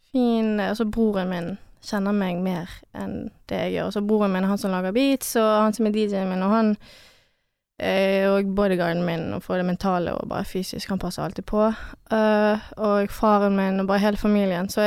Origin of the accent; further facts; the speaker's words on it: Chamonix, Auvergne-Rhône-Alpes, France; now in Norway; Altså, vi er fra Chamonix, det er med Alpene, liten landsby.